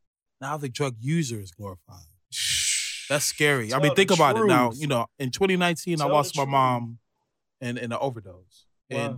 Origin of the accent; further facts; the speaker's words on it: New York City, New York, United States; I'm from Brooklyn